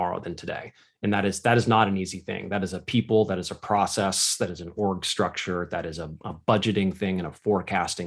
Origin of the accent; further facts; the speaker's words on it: United States; I am an American